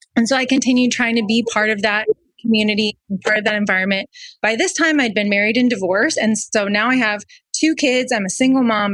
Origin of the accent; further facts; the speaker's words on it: Wisconsin, United States; we lived in Wisconsin